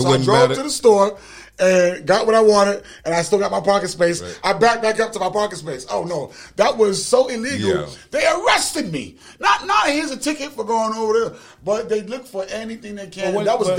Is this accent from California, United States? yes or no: no; New York, United States; moved away as an adult; now in Atlanta, United States; I'm born and raised in New York, moved to Atlanta when 25, I'm 48 now.